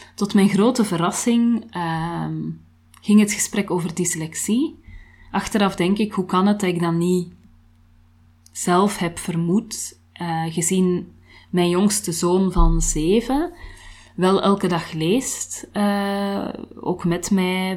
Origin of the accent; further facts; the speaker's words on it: Antwerp, Flanders, Belgium; moved away; ik kom uit Antwerpen, dat kan je niet verbergen natuurlijk